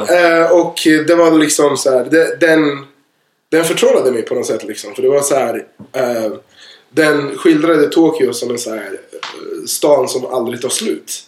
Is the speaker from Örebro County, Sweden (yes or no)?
yes; Örebro, Örebro County, Sweden; Jag kommer ju från en liten stad, jag kommer ju från Örebro